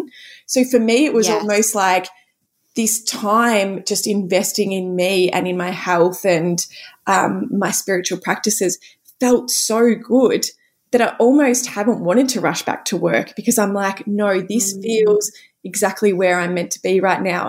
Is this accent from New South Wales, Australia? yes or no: no; Cape Paterson, Victoria, Australia; I was back at home, you know, where I grew up in Cape Patterson with all of my family